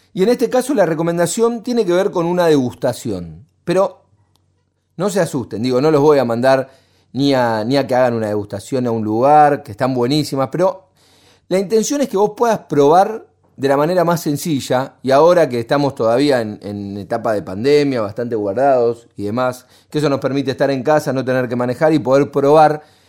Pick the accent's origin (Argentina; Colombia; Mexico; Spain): Argentina; los argentinos a veces somos muy pesimistas